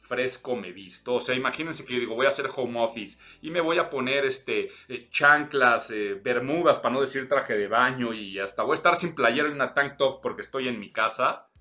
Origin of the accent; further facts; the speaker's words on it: Mexico City, Mexico; soy chilango